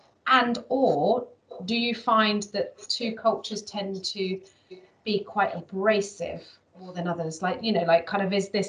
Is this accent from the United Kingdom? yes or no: yes; United Kingdom; I'm very direct as a British person